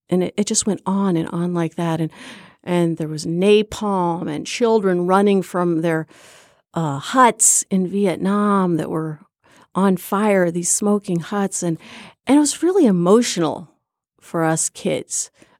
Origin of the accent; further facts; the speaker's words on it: Burlington, Iowa, United States; We were raised in Iowa